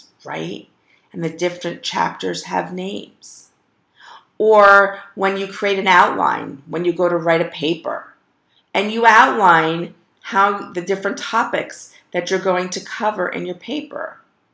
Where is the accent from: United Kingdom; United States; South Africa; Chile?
United States; South Florida; also born or lived in Parkland, Florida; I grew up in South Florida